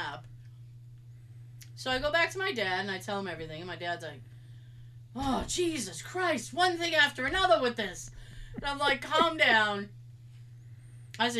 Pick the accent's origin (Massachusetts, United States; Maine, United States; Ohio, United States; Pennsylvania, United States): Massachusetts, United States; I'm from Mass. I have that accent